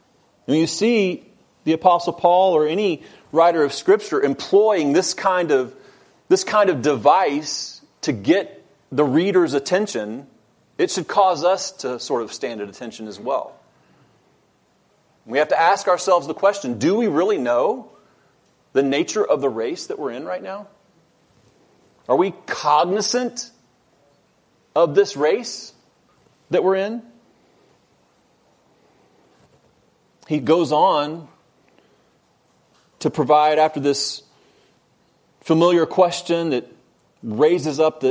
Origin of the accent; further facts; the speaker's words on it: Texas, United States; now in Georgia, United States; Now, I wasn't born in Texas, but I grew up there, so I'm essentially from Texas